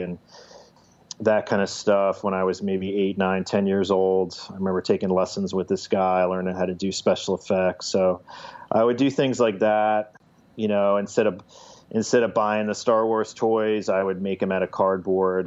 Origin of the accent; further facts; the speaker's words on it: central New Jersey, United States; also born or lived in Brooklyn, New York; now in Mount Pleasant, United States; So I grew up in New Jersey, and central New Jersey, about 30 miles west of New York City